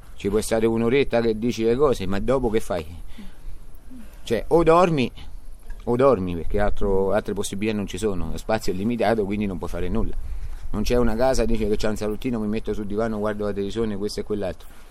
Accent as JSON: {"language": "Italian", "town": "Amatrice", "region": "Lazio", "country": "Italy", "also_born_or_lived": "Abruzzo (tradition)", "said": "voglio rimanere alla matrice, voglio stare qui, voglio, eh, io sono innamorato delle mie montagne e della mia terra"}